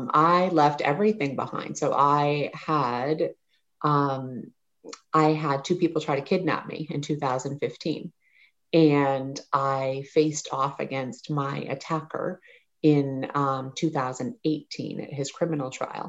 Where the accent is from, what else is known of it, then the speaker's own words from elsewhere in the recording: United States; moved away as an adult; also born or lived in New Hampshire / Maine; now in Oregon, United States; I grew up in New Hampshire and Maine, and I lived in Maine